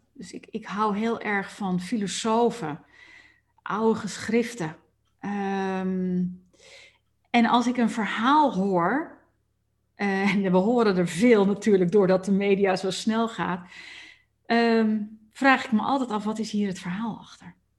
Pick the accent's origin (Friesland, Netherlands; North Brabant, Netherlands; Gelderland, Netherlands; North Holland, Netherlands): North Holland, Netherlands; Amsterdam; moved away; ik kom nou notabene uit Amsterdam oorsprong, daar ben ik opgegroeid